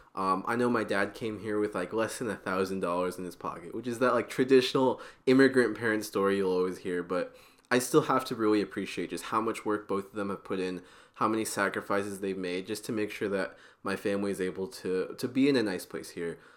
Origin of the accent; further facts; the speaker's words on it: Portland, Oregon, United States; I'm from Portland, Oregon